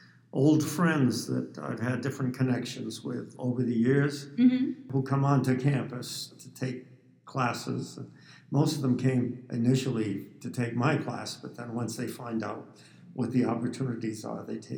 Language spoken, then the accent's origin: English; New England, United States; also born or lived in Tucson, Arizona; now in Phoenix, United States; all the way back to my New England childhood.